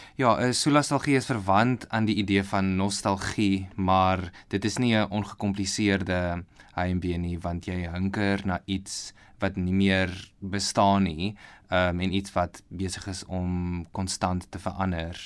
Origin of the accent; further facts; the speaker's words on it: Bloemfontein, Free State, South Africa; moved away as an adult; also born or lived in Pretoria / Stellenbosch / Australia; now in Potchefstroom, South Africa; ek is in Pretoria gebore, grootgeword in Bloemfontein